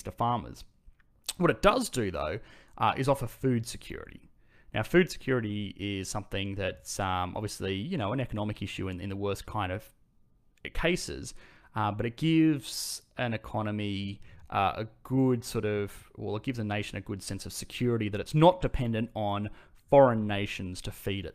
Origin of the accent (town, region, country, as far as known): Australia